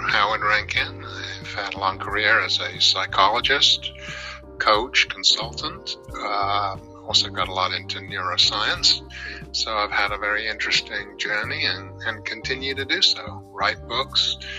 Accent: London, United Kingdom; moved away as an adult; also born or lived in Northampton, England; I was born and raised in North London, about a mile or so from Wembley Stadium

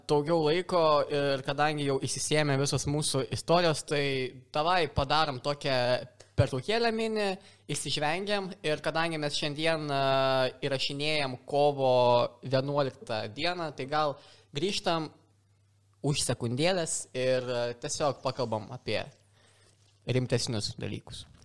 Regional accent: Lithuania

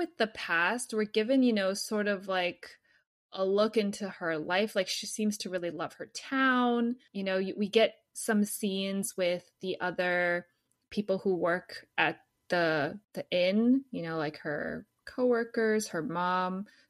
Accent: United States; We're American, so I guess we're just too radicalized.

